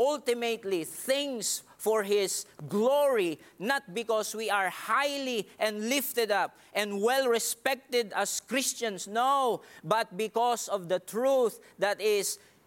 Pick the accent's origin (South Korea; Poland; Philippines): Philippines; English is a second language; I'm a Filipino. I know that. And it's hard for me also to arrange things, especially in English.